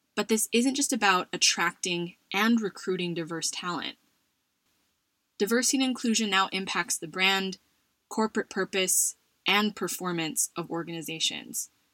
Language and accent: English; United States; My home country of the US